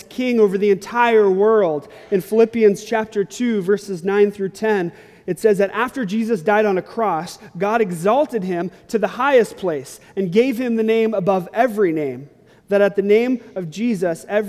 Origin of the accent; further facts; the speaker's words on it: Long Beach, California, United States; now in Phoenix, United States; I grew up in Southern California and Long Beach